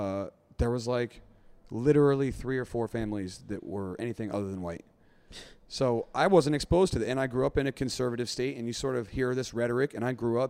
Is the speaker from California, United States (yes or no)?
no; West Virginia, United States; moved away as an adult; now in Singapore; I grew up in a Trump state. I mean, I'm from West Virginia.